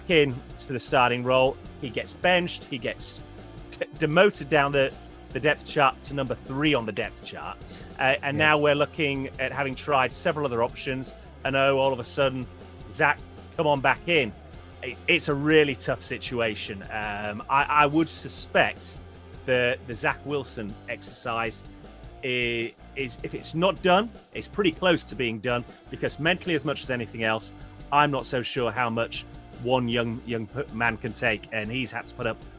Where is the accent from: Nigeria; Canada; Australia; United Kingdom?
United Kingdom; Huddersfield, Yorkshire and the Humber; I was born and brought up in Yorkshire